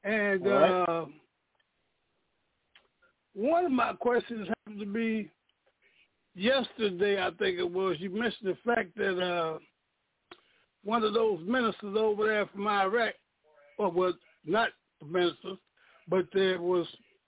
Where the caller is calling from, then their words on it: Danville, Illinois, United States; I'm calling from Danville, Illinois.